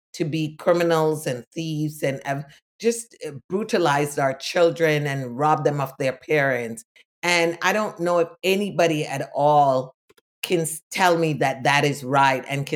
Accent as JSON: {"language": "English", "country": "Jamaica", "tie": "born or raised there", "moved": "yes", "lives_now": "United States", "said": "I was born in Jamaica"}